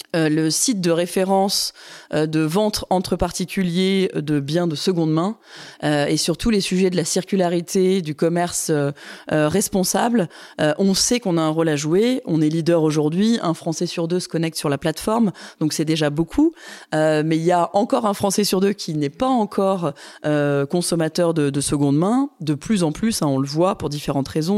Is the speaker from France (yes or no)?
yes; Grenoble, Auvergne-Rhône-Alpes, France; J'ai grandi à Grenoble